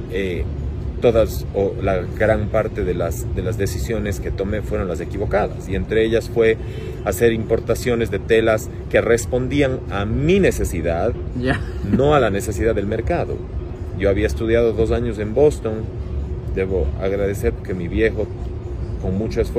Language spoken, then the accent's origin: Spanish; Cuenca, Azuay, Ecuador; now in Guayaquil, Ecuador; Como ves, mi acento no es tan cuencano.